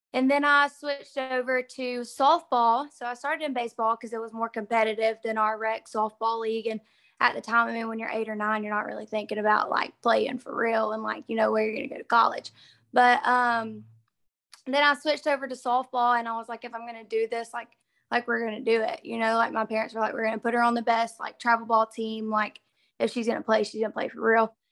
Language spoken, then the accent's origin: English; Sand Rock, Alabama, United States; moved away as an adult; also born or lived in Mississippi State University, Mississippi; now in Mississippi, United States; I'm from Sandrock, Alabama, and it's a really, really little town in uh, Northeast Alabama